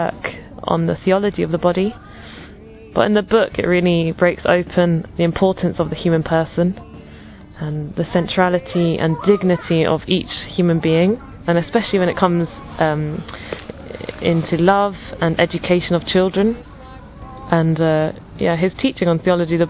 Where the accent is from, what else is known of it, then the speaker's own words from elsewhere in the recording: England, United Kingdom; I'm from England